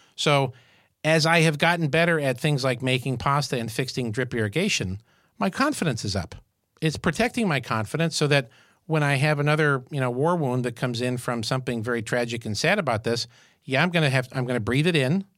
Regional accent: Syracuse, New York, United States; moved away; I grew up in Syracuse, New York

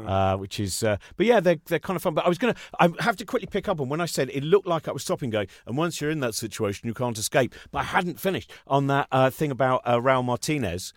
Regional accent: England, United Kingdom; We're English

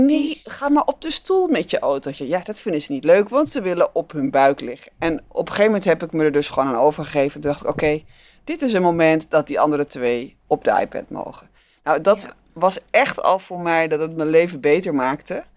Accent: Netherlands; we allemaal als Nederlandse, Nederlandse ouders

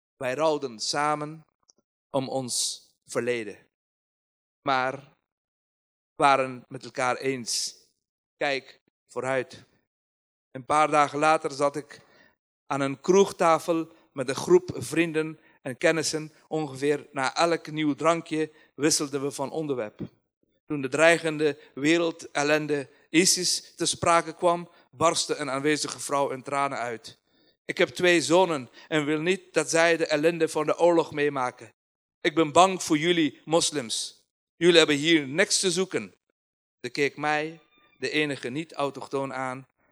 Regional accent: Kabul, Afghanistan; Dutch is a second language; moved away as an adult; now in Nijmegen, Netherlands; Afghanistan, Kabul is een land waar, of een stad waar mijn verleden daar is en heden, maar ik heb daar geen toekomst.

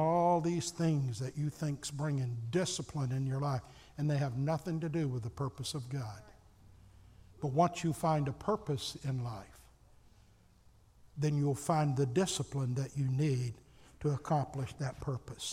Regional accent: Alabama, United States; moved away; I grew up in Alabama and everybody had two or three old hound dogs

